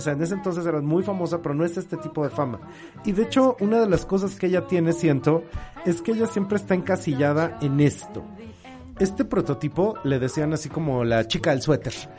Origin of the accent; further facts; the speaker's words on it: Mexico; como mexicanos entendemos perfecto